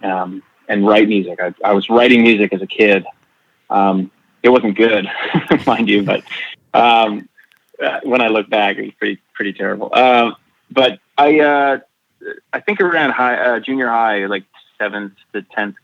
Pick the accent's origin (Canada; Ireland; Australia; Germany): Canada; Nova Scotia; I grew up in Nova Scotia